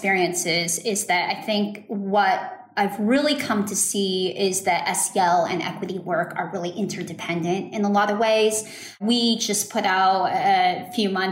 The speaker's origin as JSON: {"language": "English", "town": "Dallas", "region": "Texas", "country": "United States", "tie": "born or raised there", "said": "I grew up in Dallas, Texas, and attended a school in a suburb here"}